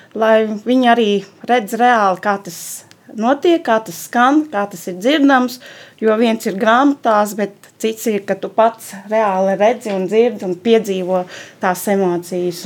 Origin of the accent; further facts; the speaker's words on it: Salaspils, Salaspils Municipality, Latvia; esmu no Salaspils